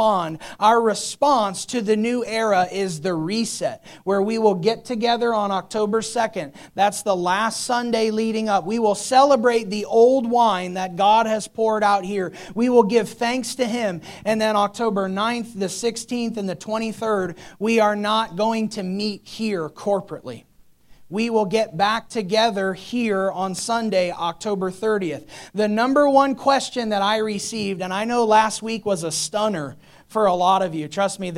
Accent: United States; as American Christians

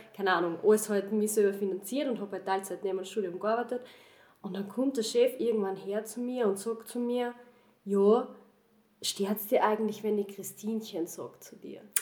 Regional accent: Southern Burgenland, Austria; moved away as an adult; now in Vienna, Austria; ich komme eigentlich aus dem Südburgenland. Ich habe jetzt die letzten zehn Jahre zwar in Wien gewohnt, aber ich bin eigentlich auch vom Land.

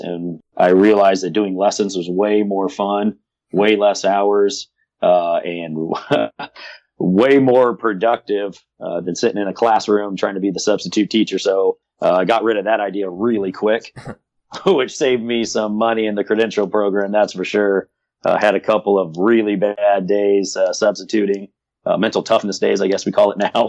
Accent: South Pasadena, California, United States; I grew up in Pasadena, California, South Pasadena to be specific

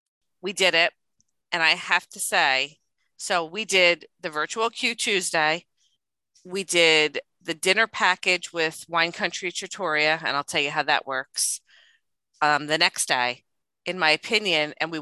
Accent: New Jersey, United States; I'm from Jersey.

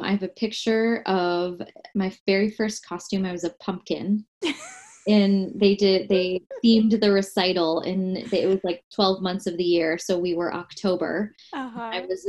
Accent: Michigan, United States; moved away; also born or lived in Washington Heights, New York / New Jersey; I'm from Michigan originally. Uh-huh. So the Mitten State.

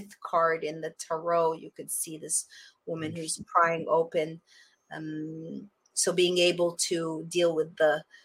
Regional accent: Montreal, Quebec, Canada; also born or lived in Costa Rica; now in Florida, United States; my hometown of Montreal, Canada

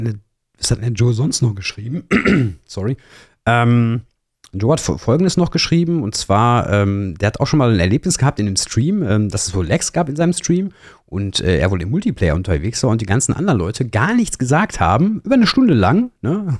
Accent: Ruhr area, North Rhine-Westphalia, Germany; komme aus dem, aus dem Pott, ne? wie man auch unschwer hört, glaube ich, so ein bisschen

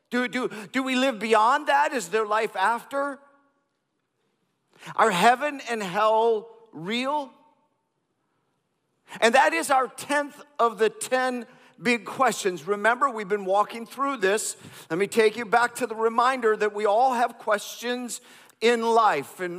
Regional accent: India; I grew up in India

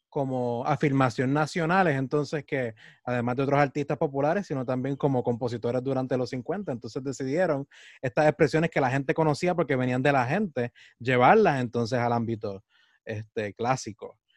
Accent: Puerto Rico; nos conforman lo que es nuestra identidad como puertorriqueños

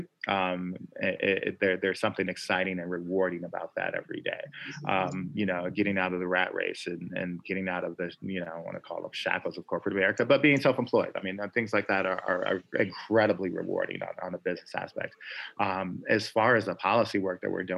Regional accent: Chicago, Illinois, United States; moved away; I'm from Chicago originally

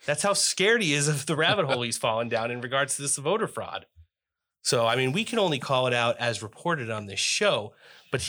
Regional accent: Jersey Shore, New Jersey, United States; I'm from the shore

